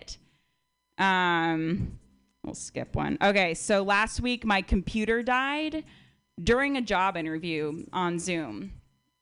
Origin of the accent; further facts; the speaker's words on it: Connecticut, United States; moved away; also born or lived in Berkeley; I'm from outside New York City.